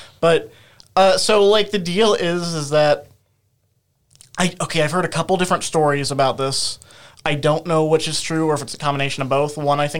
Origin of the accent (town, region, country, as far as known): Centralia, Illinois, United States; born or raised there